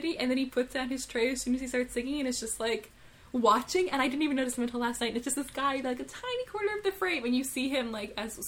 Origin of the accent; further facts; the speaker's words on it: Yellowknife, Northwest Territories, Canada; moved away; I'm from Yellowknife